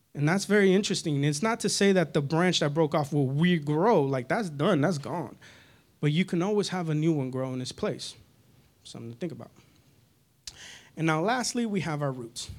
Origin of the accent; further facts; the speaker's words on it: Northern California, United States; moved away; I grew up in California, Northern California specifically